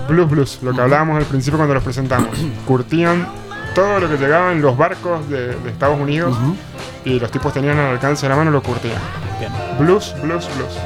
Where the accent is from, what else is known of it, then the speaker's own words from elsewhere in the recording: Mendoza, Argentina; soy mendocino